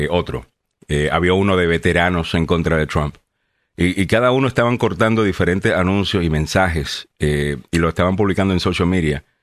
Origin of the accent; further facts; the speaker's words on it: Panama; moved away; also born or lived in El Salvador; Nací en El Salvador, me fui a Panamá desde dos años y me crecí o me crié en Panamá por 16 años. Eh, o sea que estuve ahí hasta los 18 años.